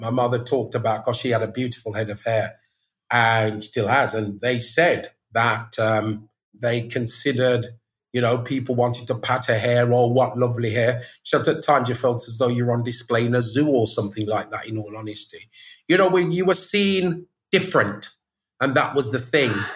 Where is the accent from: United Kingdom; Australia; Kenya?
United Kingdom; Birmingham, West Midlands; now in Spanish Town, Jamaica; I was born in Birmingham